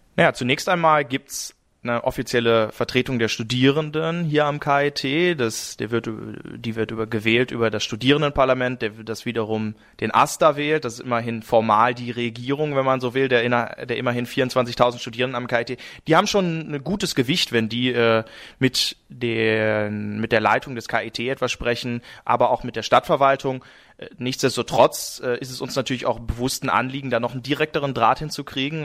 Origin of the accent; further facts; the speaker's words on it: North Rhine-Westphalia, Germany; moved away as an adult; now in Karlsruhe, Germany; beim Gymnasium in meiner Heimatstadt Nordrhein-Westfalen